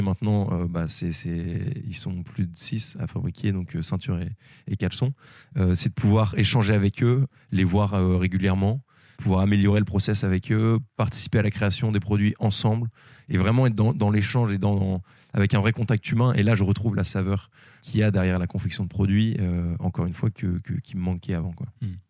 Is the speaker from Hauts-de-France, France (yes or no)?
yes; Lille, Hauts-de-France, France; moved away; je suis originaire de Lille, mais j'ai bougé un peu